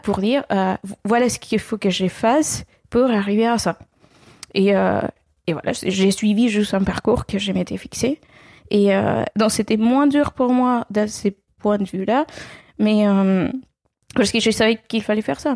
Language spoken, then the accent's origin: French; Venezuela; French is a second language; moved away as an adult; also born or lived in Caracas; now in France; J'ai fait une grande partie de mes études euh, au Venezuela, mon pays d'origine